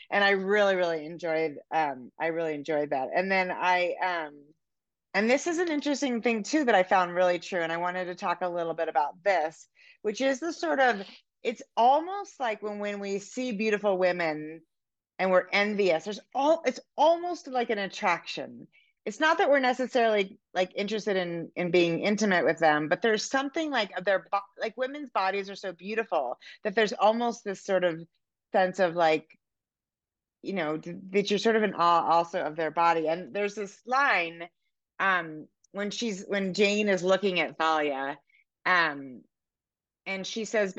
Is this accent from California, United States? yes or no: yes; Oakland, California, United States; now in Montana, United States; I grew up in um in Oakland, in Oakland Hills.